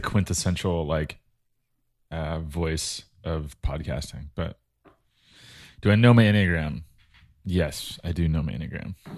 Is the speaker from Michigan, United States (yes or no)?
no; Imperial Beach, California, United States; I grew up in Imperial Beach, which is a little beach town